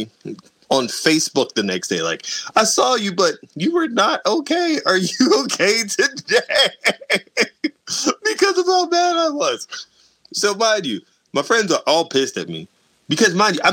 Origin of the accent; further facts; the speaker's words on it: New York City, New York, United States; I'm black and I'm from Brooklyn.